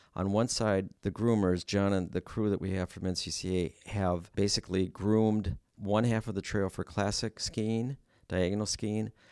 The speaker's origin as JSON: {"language": "English", "town": "Stevens Point", "region": "Wisconsin", "country": "United States", "moved": "as an adult", "said": "my wife and I moved up here from central Wisconsin. She's a Wausau resident, and I'm from Stevens Point"}